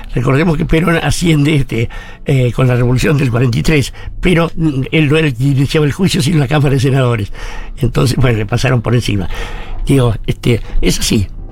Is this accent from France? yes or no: no; Buenos Aires, Argentina; yo soy de Barracas